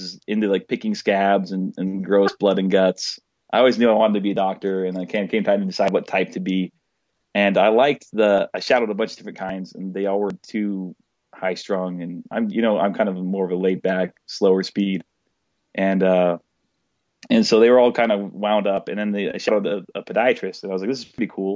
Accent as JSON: {"language": "English", "region": "Arizona", "country": "United States", "tie": "born or raised there", "also_born_or_lived": "João Pessoa, Brazil / Cleveland, Ohio / Pennsylvania", "moved": "as an adult", "said": "I was just born and raised in Arizona"}